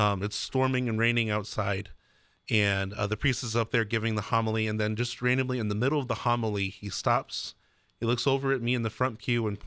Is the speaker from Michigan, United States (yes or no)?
no; Maria Stein, Ohio, United States; I grew up about 10 minutes down the road from there